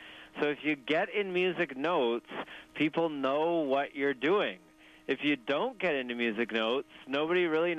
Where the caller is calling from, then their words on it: Ganges, British Columbia, Canada; I'm calling in from Ganges Harbor, Salt Spring Island, British Columbia.